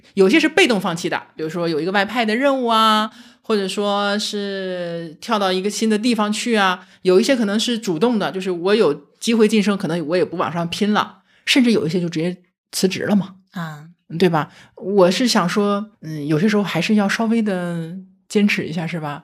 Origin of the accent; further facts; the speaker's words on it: Northeast China, China; 咱们都是东北人嘛